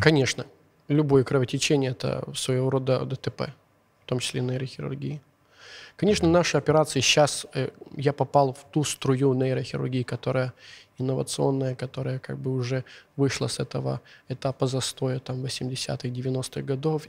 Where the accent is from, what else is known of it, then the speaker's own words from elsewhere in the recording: Uzhhorod, Zakarpattia Oblast, Ukraine; first language Hungarian; Russian is a second language; я сам родом с Ужгорода